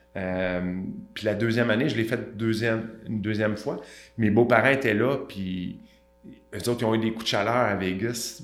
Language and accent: French; Montreal, Quebec, Canada; je viens de Saint-Michel. Ceux qui ne connaissent pas, c'est un petit peu défavorisé à Montréal.